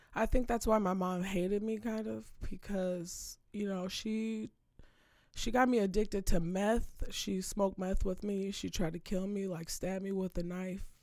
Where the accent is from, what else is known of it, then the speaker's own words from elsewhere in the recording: Saint Paul, Minnesota, United States; I'm from Minnesota, I'm from Saint Paul, from the east side